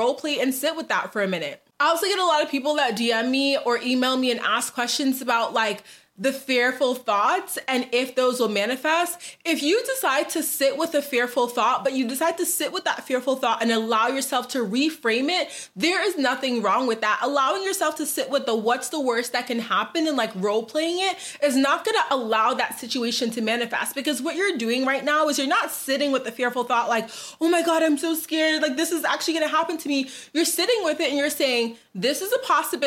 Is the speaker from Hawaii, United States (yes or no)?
no; Boston, Massachusetts, United States; moved away as an adult; also born or lived in New Jersey; now in Dallas, United States; I'm originally from Boston